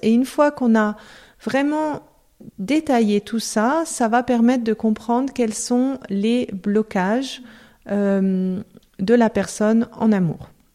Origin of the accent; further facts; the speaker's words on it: Lyon, Auvergne-Rhône-Alpes, France; moved away as an adult; also born or lived in Lausanne, Switzerland / Geneva, Switzerland; je suis française, euh, je suis née à Lyon.